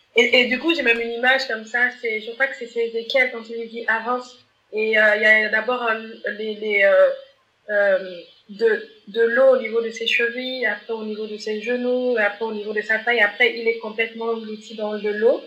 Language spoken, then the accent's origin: French; Gabon; je suis gabonaise